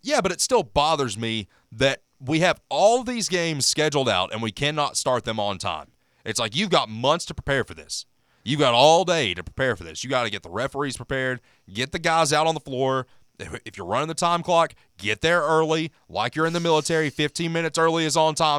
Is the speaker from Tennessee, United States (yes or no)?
yes; Knoxville, Tennessee, United States; I'm in Big Orange Country in the Smoky Mountains